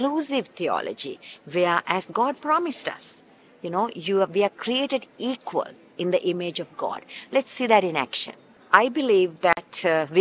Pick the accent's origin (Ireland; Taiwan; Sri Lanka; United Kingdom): Sri Lanka; now in Los Angeles, United States; I am originally from Sri Lanka, but now I live in Los Angeles.